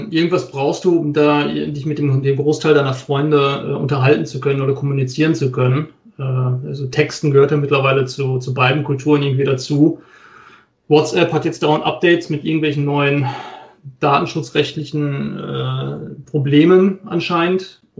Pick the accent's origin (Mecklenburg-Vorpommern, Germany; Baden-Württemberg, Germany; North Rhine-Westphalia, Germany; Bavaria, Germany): North Rhine-Westphalia, Germany; ich bin auch Westfale